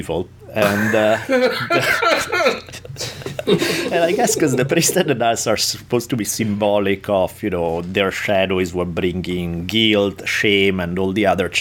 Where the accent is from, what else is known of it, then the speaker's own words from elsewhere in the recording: Italy; moved away; growing up in Italy